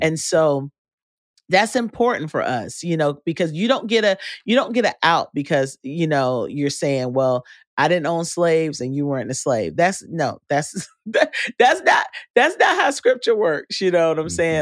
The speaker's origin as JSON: {"language": "English", "region": "North Carolina", "country": "United States", "tie": "born or raised there", "also_born_or_lived": "Texas", "moved": "yes", "said": "I grew up in North Carolina"}